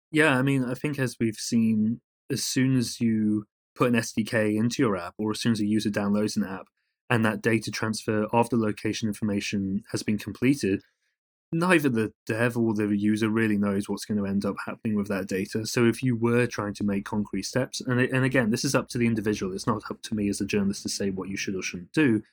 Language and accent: English; United Kingdom; accent: British; now in United States; as you can probably tell from my accent, I'm, I'm, I'm British and, and a European